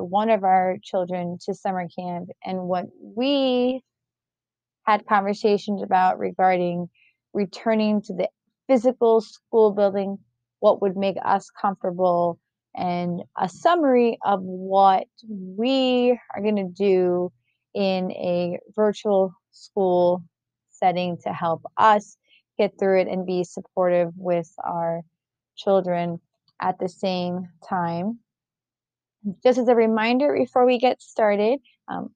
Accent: New York, United States; moved away; I'm originally from New York

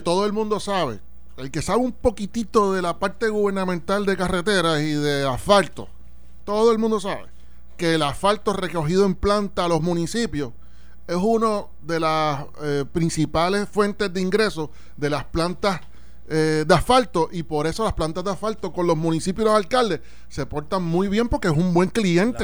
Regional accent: Puerto Rico; como puertorriqueño

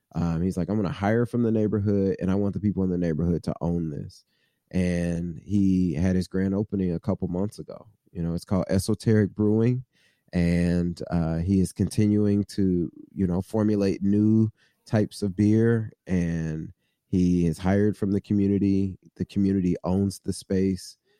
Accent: Midwest, United States; now in Cincinnati, United States; somebody who was born and raised in the Midwest

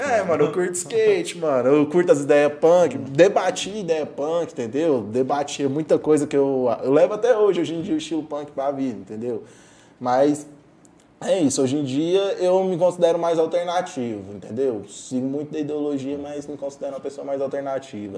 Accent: Caldas Novas, Goiás, Brazil; also born or lived in Morrinhos, Goiás; Eu sou natural de Morrinhos, mas eu sou criado em Caldas Novas.

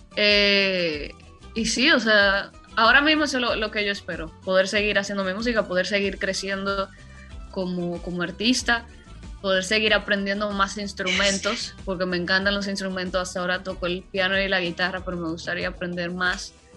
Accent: Dominican Republic; lo que se escucha en mi tierra

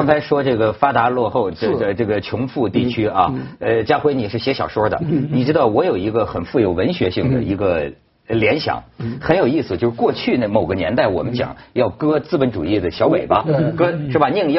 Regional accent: Shenzhen, Guangdong, China; 我们深圳人

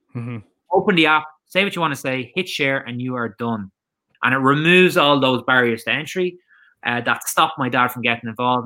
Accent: Drogheda, County Louth, Ireland; also born or lived in Gloucester, England; my hometown of Drogheda

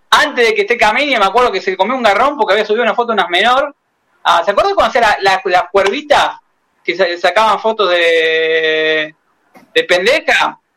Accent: Buenos Aires, Argentina; Yo nací en Villa Crespo

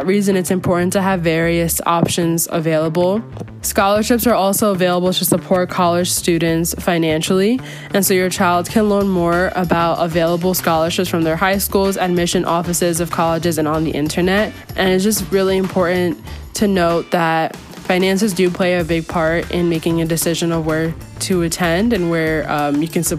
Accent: Hudson Valley, New York, United States; I'm from Hudson Valley, New York

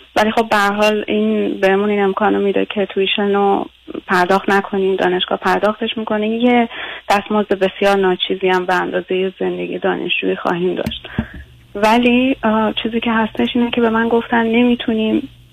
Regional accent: Iran; moved away as an adult; now in United States; از ایران اومدم بیرون

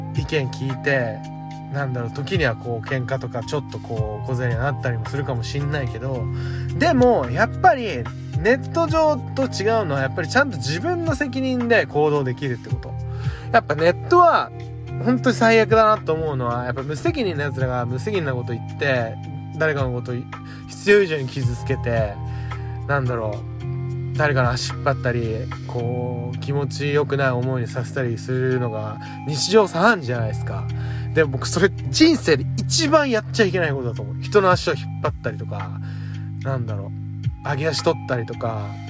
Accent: Tokyo, Japan; 東京で育ってるので本当に地元がないとか帰るところがないって思う

